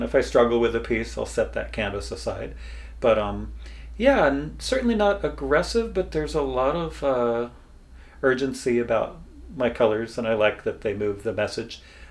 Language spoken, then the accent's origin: English; Bellingham, Washington, United States; I grew up on Lake Whatcom.